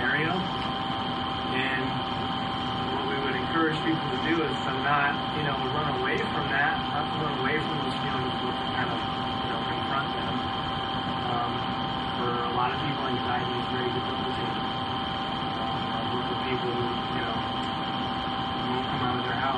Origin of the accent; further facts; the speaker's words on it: San Diego, California, United States; moved away as an adult; now in Georgia, United States; Growing up in San Diego